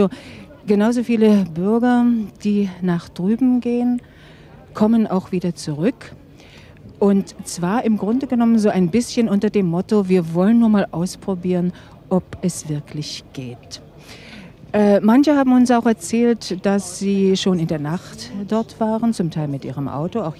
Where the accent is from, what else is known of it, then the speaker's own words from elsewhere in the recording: Mecklenburg-Vorpommern, Germany; Na, ich bin aus Mecklenburg, ja.